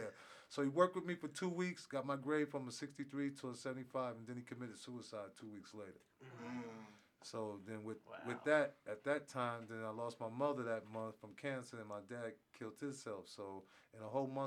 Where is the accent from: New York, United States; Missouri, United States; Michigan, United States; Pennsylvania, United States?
New York, United States; upstate; moved away; Back in 1981, I was going to school. I'm from New York. So I was upstate New York.